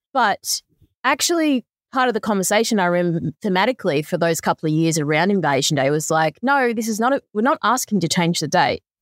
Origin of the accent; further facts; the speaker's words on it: Lismore, New South Wales, Australia; moved away; also born or lived in Brisbane; I grew up in Lismore, didn't have any of this sort of stuff